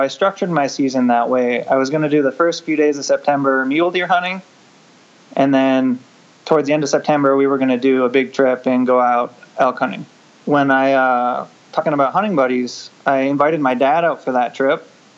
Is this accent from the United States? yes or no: yes; northern Michigan, United States; moved away as an adult; now in eastern Washington, United States; Where I grew up in the Midwest, everything was public, almost. Yeah, I grew up in northern Michigan, as far north as you can go, and there's a lot of public land. And then out here, it was a change of pace, especially where we live in eastern Washington.